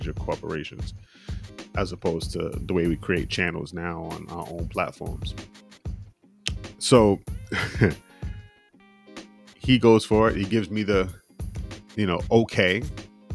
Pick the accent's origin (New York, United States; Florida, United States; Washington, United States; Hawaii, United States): New York, United States; I'm from New York.